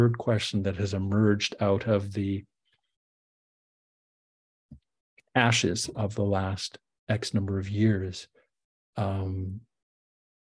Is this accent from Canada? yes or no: yes; Canada; I'm a Canadian